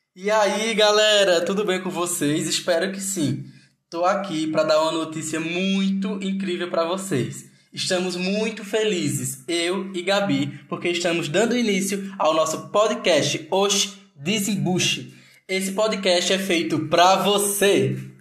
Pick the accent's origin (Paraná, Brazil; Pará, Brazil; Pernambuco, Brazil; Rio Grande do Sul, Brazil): Pernambuco, Brazil; Triunfo; moved away as an adult; now in Aracaju, Brazil; sou do interior de Pernambuco, uma cidade chamada Triunfo, mas há dois anos eu resido aqui em Aracaju, Sergipe